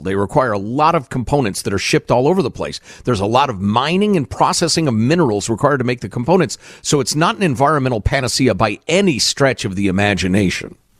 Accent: Chicago, Illinois, United States; near where I grew up in Chicagoland

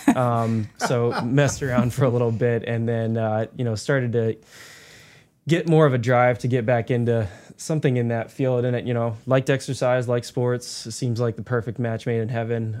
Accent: Davie County, North Carolina, United States; I grew up in Davie County

